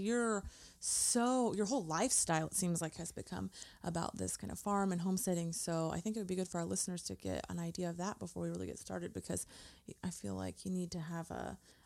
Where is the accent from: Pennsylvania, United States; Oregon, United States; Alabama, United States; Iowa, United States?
Oregon, United States; Portland; moved away as an adult; I grew up in Portland.